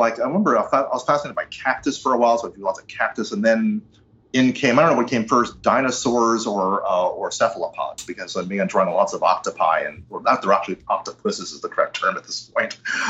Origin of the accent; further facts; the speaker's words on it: East Windsor, New Jersey, United States; also born or lived in Ridgefield; I was born in Ridgefield, New Jersey, which I think is closer to New York, but we wound up East Windsor, which it's very classically suburban.